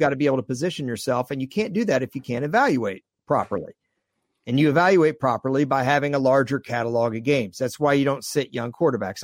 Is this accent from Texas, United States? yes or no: yes; Dallas, Texas, United States; Growing up in Dallas, I grew up with Tuttle Jones